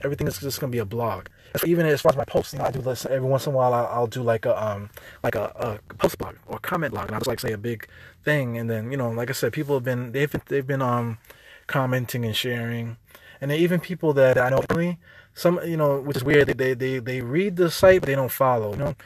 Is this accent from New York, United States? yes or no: yes; New York City, New York, United States; accent: New York; I'm a New Yorker. I'm from here. You know, I have an accent